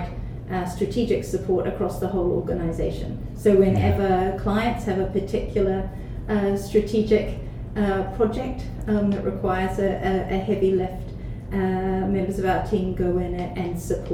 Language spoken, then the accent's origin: English; New Zealand; moved away as an adult; also born or lived in Melbourne, Australia / United Kingdom; I'm actually from New Zealand